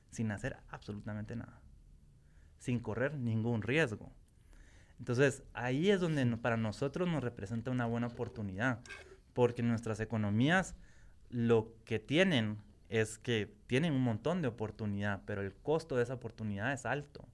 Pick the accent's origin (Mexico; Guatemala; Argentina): Guatemala; como guatemalteco